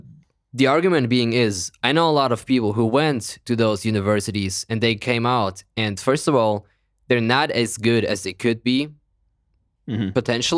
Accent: Kazakhstan; born there; English is a second language; But you know how as a European, or I was born in Kazakhstan, it's even worse.

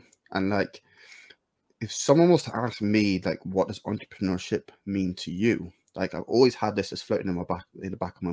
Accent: United Kingdom; I'm British

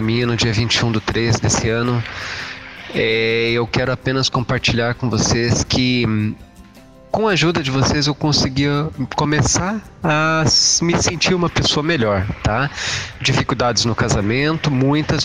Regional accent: Curitiba, Paraná, Brazil; sou de Curitiba

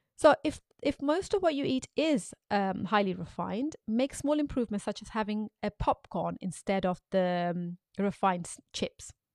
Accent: Pakistan; when I was growing up in Pakistan

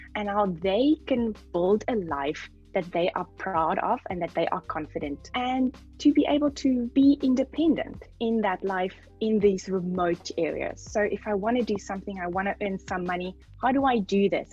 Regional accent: Namibia; I come from Namibia.

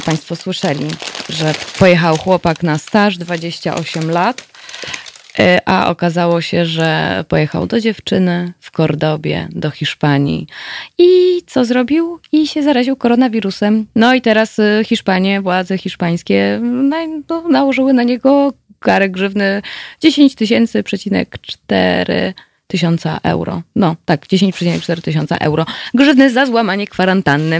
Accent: Katowice, Silesian Voivodeship, Poland; ja tutaj jestem ze Śląska, jestem rodowitą katowiczanką

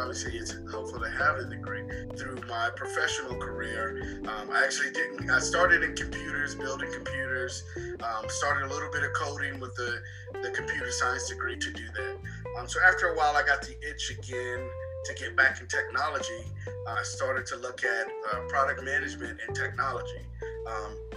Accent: Beaufort, South Carolina, United States; I'm from Beaufort, South Carolina

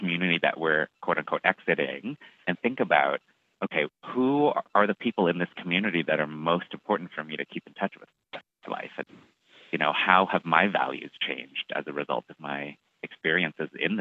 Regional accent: Toronto, Ontario, Canada; moved away as an adult; also born or lived in Montreal; now in New York, United States; I am from Toronto.

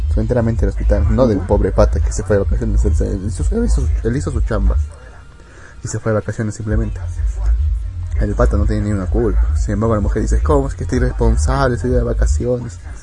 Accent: Peru; soy peruano

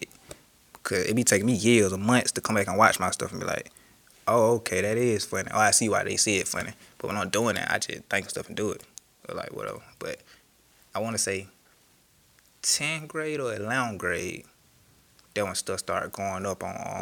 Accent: Macon, Georgia, United States; I am from Macon, Georgia

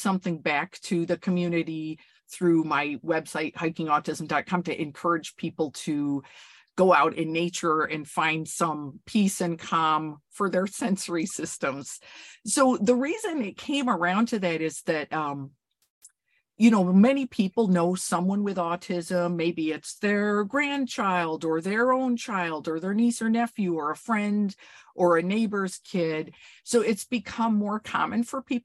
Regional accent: upstate New York, United States; I was born and raised in upstate New York in a very rural place

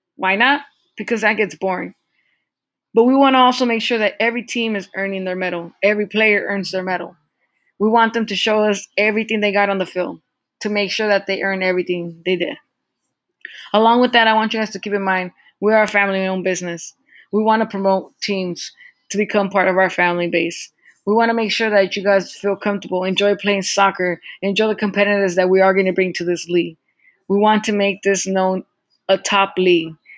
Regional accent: Southern California, United States; we come from Southern California

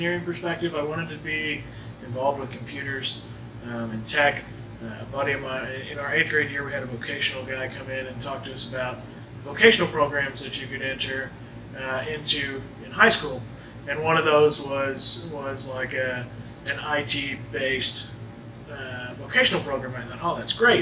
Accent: Jasper, Indiana, United States; born or raised there

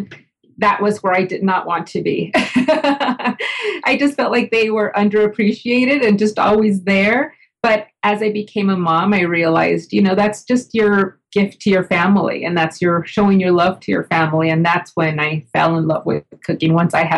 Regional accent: El Paso, Texas, United States; I grew up in El Paso, Texas

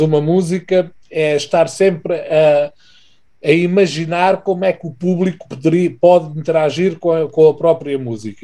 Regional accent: Portugal; nós somos portugueses, cantamos em português.

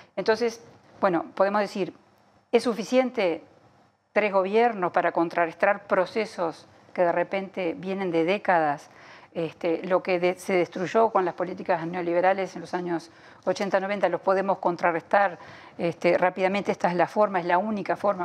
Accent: Uruguay

